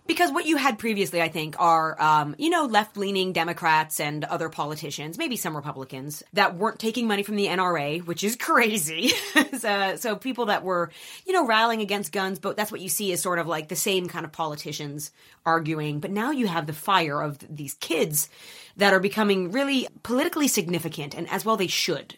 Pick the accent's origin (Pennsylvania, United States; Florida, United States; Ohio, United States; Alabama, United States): Pennsylvania, United States; Erie; moved away; I grew up in Erie, Pennsylvania